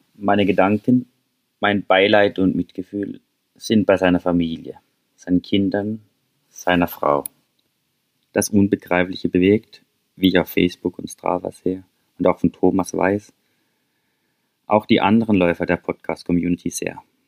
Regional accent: St. Peter, Baden-Württemberg, Germany; now in Norway; St. Peter, mein Heimatdorf

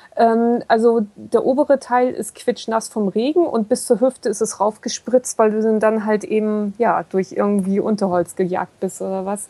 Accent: Kiel, Schleswig-Holstein, Germany; ich komme nur aus Kiel, ich bin echt Seeratte

